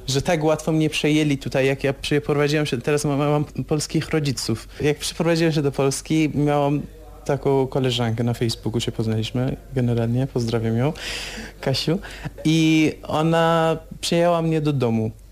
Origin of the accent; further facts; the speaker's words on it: Iran; Polish is a second language; moved away as an adult; now in Poland